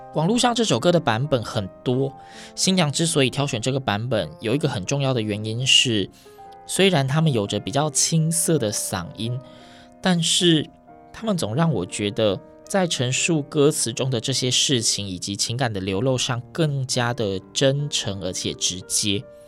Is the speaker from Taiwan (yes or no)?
yes; Yilan County, Taiwan; 我是宜兰人，那时候就读罗东高中